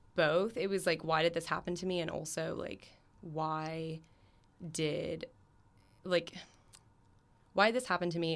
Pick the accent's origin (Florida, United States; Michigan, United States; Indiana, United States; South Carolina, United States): Florida, United States; I'm from Florida, so it's my in-state school